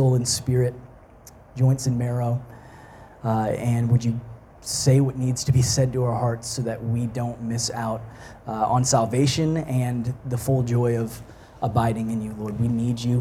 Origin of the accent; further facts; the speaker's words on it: Texas, United States; moved away as an adult; also born or lived in Canada; now in Montreal, Canada; I grew up in Texas.